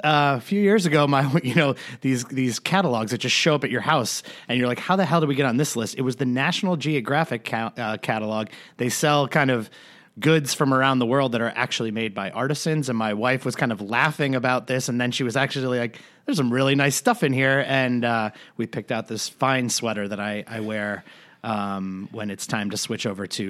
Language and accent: English; Ireland; I'm Irish. It's okay.